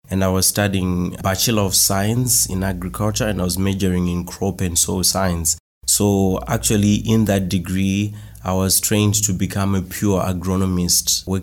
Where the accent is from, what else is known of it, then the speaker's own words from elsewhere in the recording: Marondera, Mashonaland East, Zimbabwe; I'm from Marondera in Zimbabwe. So Marondera is a town that was built in between the capital city of Zimbabwe called Harare, and also another town called Mutare.